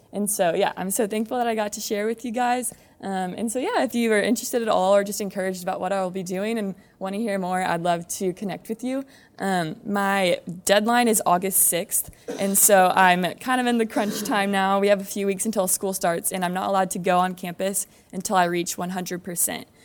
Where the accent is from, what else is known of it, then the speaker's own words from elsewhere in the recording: San Antonio, Texas, United States; I grew up in Alma Heights, um, just around the corner